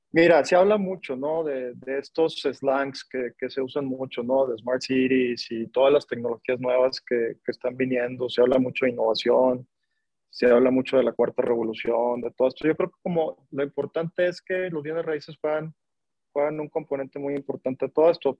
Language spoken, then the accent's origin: Spanish; Monterrey, Nuevo León, Mexico; yo, yo, soy de Monterrey, soy regio